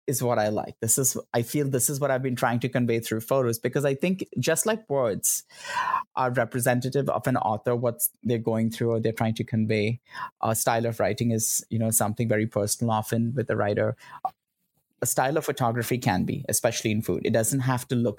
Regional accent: Mumbai, Maharashtra, India; moved away as an adult; now in United States; I grew up in Bombay

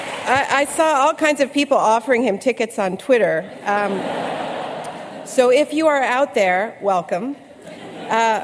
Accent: Canada; I'm Canadian

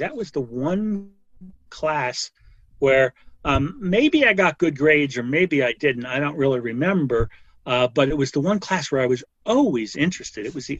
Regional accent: West Orange, New Jersey, United States; born or raised there

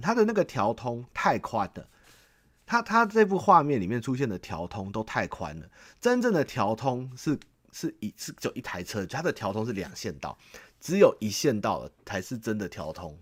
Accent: Xindian, New Taipei, Taiwan; 我土生土长在这个地方，我从小就是八零年代，对，台北，然后台北跟永和这种，那种跑，跑去的嘛

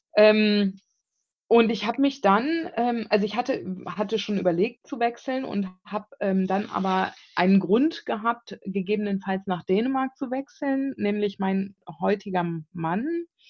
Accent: Bonn, North Rhine-Westphalia, Germany; moved away as an adult; also born or lived in South Africa; ich bin aus Bonn ursprünglich, bin gebürtige Bonnerin

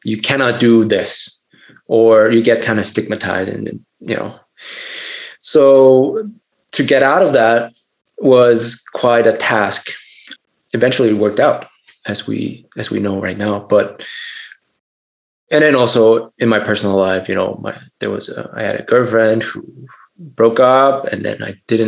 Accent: Germany; I grew up in Germany

